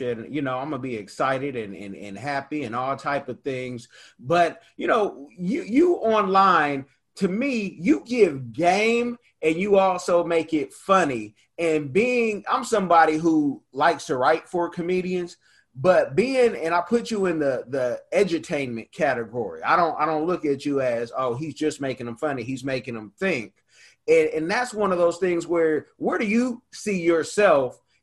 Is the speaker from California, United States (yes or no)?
yes; Oakland, California, United States; I'm from East Oakland, deep East Oakland. Also got to be in the burbs, so I got the best of both worlds